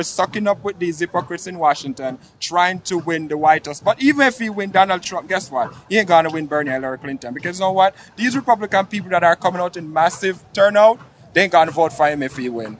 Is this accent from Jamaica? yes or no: yes; Jamaica; now in United States; Because I came here too. I'm from another country. I'm Jamaican.